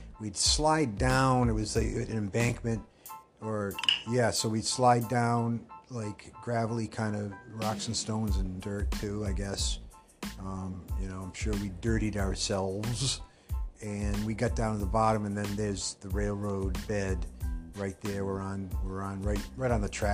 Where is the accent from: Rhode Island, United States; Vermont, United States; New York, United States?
Rhode Island, United States; Pawtucket; We were a two-location family. We moved once from Woodlawn to Darlington.